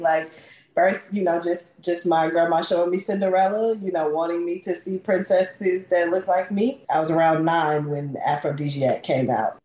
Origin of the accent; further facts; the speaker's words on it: Memphis, Tennessee, United States; originally from the most beautiful land in the world, Memphis, Tennessee